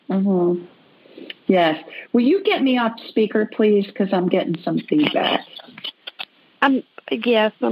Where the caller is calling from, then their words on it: Newnan, Georgia, United States; I am calling from Newnan, Georgia.